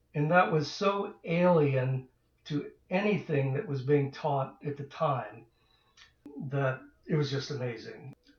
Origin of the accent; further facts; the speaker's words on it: Dayton, Ohio, United States; we grew up in Dayton, Ohio